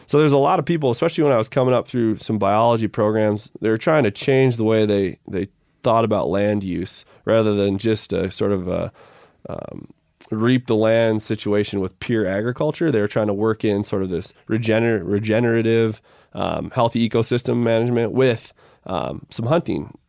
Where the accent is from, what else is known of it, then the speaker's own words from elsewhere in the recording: Midwest, United States; moved away; growing up in the Midwest